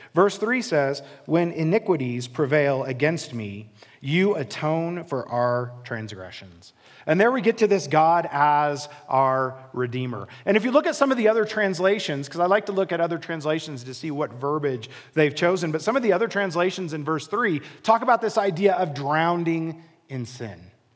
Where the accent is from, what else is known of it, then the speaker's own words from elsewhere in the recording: Midwest, United States; moved away as an adult; now in Colorado, United States; I grew up in the Midwest. I grew up in a very small town, literally in the middle of a cornfield.